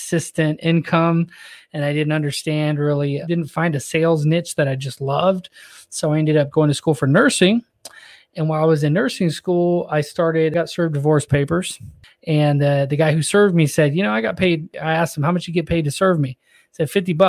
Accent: Northern California, United States; moved away as an adult; now in Orlando, United States; I'm from Northern California, so it's all mountains

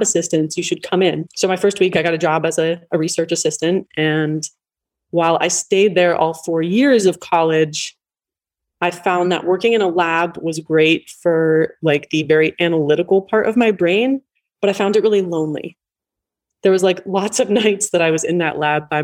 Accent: East Coast, United States; I grew up on the East Coast

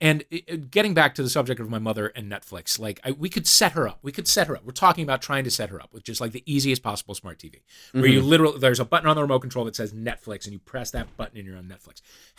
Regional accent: St. Louis, Missouri, United States; The Catholicest part of St. Louis, Missouri.

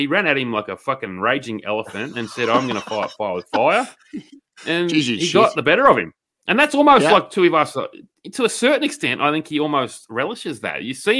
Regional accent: Australia; as just Aussie blokes.

